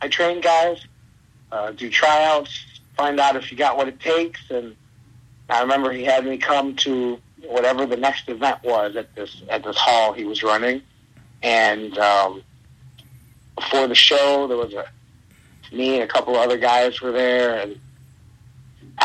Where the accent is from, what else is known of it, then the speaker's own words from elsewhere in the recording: Cleveland, Ohio, United States; I grew up in Cleveland, Ohio, on the near west side